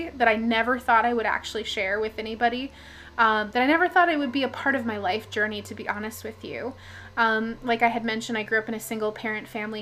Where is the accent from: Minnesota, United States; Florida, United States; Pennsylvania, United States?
Minnesota, United States; I'm from Minnesota